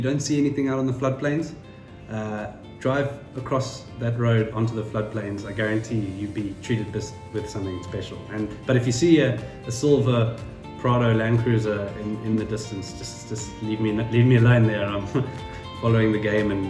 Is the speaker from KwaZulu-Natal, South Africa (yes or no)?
yes; KwaZulu-Natal, South Africa; KwaZulu-Natal, which is a place in South Africa we love dearly. And we both grew up there